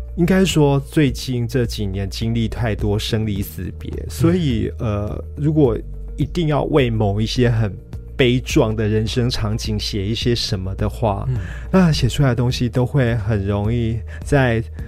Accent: Kaohsiung, Taiwan; also born or lived in Dashe, Kaohsiung; 我小时候是住在仁武，嗯。那大概十九岁的时候搬到大社，嗯。但是仁武的老家，呃，后来还一直留着。嗯。那几年前，仁武老家三合院夷为平地。三合院。对，我是住过三合院的

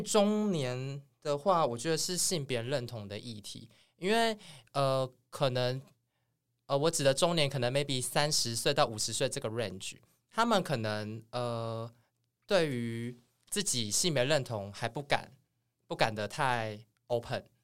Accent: Changhua County, Taiwan; 我是彰化人

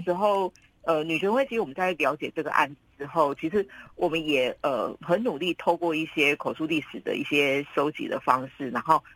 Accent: Kaohsiung, Taiwan; 我们高雄人常常就，都会一定都听说这种故事

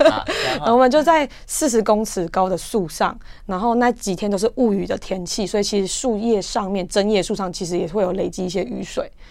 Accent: Taiwan; “就是来自台湾。”

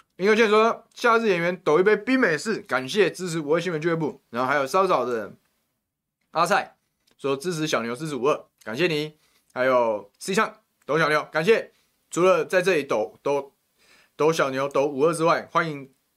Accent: Taoyuan, Taiwan; 我们桃园人啊，不接受超跑仔了

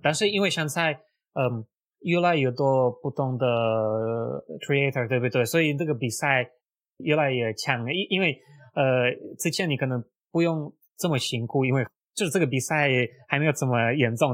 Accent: Russia; Chinese is a second language; moved away as an adult; now in Taiwan; 我是住在大湾，已经快四年，那我是出生在俄罗斯，那目前在大湾做网络行销

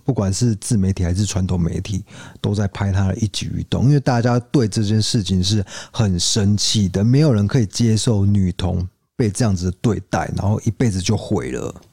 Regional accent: Taiwan; 可能就是等于是我们台湾人对于总统府是闹鬼这样。

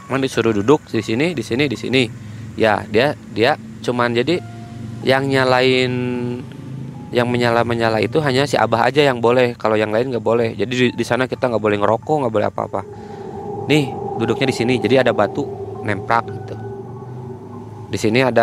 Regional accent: Bandung, West Java, Indonesia; Saya bilang aja dari Bandung, saya dari Bandung Barat.

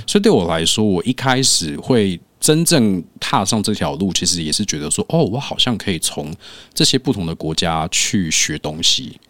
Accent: Keelung, Taiwan; also born or lived in Hawaii; 我是基隆人

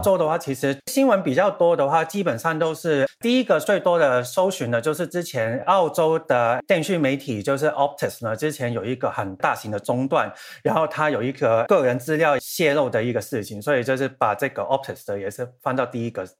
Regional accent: Hong Kong; 我是香港人

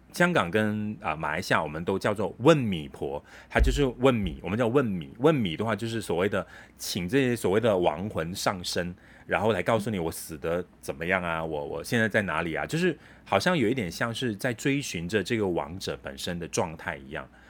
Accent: Kedah, Malaysia; moved away; 回到了家乡，就去见当地的我家乡的朋友啊

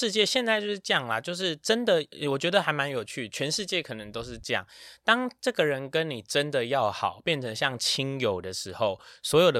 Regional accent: Taiwan; 我们台湾人

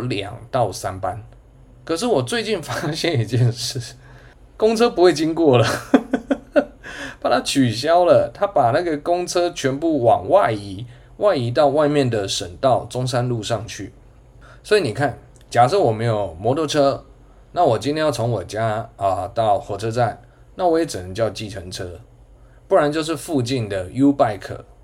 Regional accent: Changhua, Changhua County, Taiwan; moved away as an adult; also born or lived in New Taipei (Banqiao); now in Taichung, Taiwan; 我彰化人。啊，我的学生应该都知道啦，我以我的家乡为荣

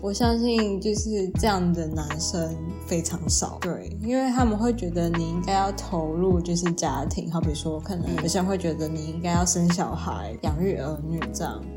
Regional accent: Taipei, Taiwan; 我是就是台北长大

